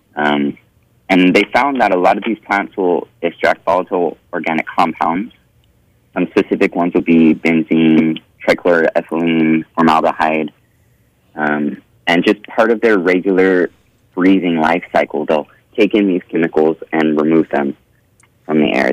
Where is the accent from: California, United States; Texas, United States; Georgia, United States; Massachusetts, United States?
California, United States; Bakersfield; also born or lived in Oregon; I was born and raised in Bakersfield.